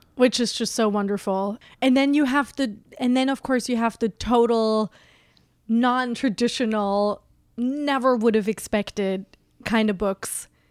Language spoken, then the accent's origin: English; Germany; also born or lived in West Coast, United States; now in New York, United States; I was on the West Coast for a long time, and I'm originally from Germany